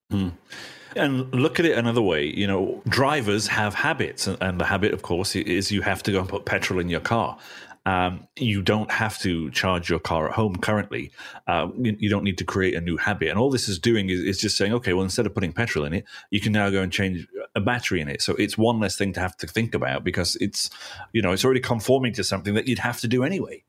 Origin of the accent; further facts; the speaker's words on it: England, United Kingdom; being English